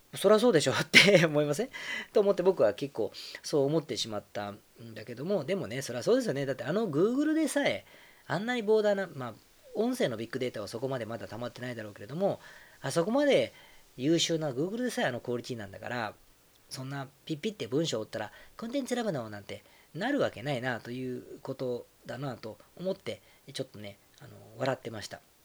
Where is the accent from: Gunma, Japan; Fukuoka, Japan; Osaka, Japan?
Osaka, Japan; moved away; 自分の実家が大阪